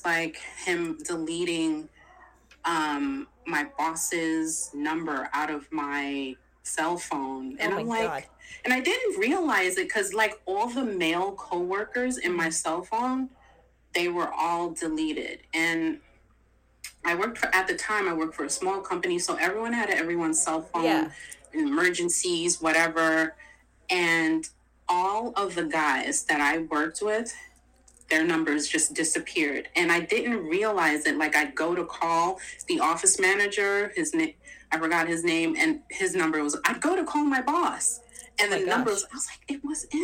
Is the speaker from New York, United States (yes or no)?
yes; New York, United States; moved away as an adult; also born or lived in New Jersey; we were living like in New Jersey and I'm from New York